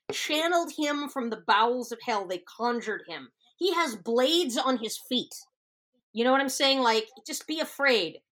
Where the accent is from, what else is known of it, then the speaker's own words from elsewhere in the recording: Pittsburgh, Pennsylvania, United States; accent: Pittsburghese; our own personal language, Pittsburghese